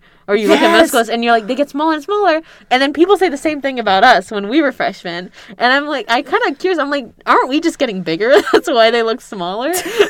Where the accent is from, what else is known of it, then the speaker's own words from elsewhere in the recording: California, United States; I grew up on the West Coast in California.